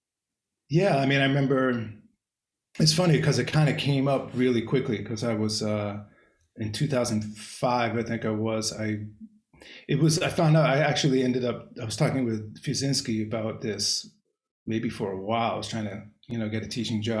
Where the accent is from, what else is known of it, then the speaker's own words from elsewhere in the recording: Cambridge, Massachusetts, United States; moved away; I grew up in Cambridge